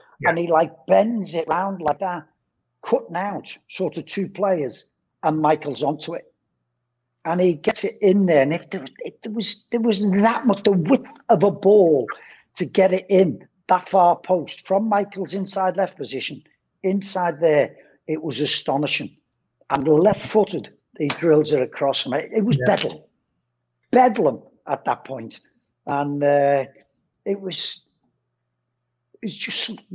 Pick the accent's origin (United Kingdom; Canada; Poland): United Kingdom; England; as an Englishman